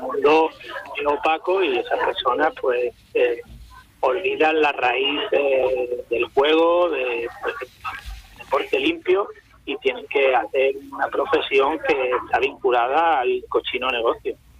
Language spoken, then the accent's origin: Spanish; Cádiz, Andalusia, Spain; como soy gaditano, seguiré siendo siempre del Cádiz